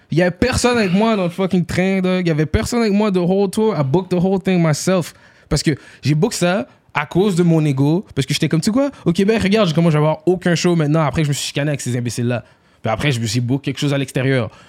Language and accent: French; Haiti; Yo, moi, je suis haïtien.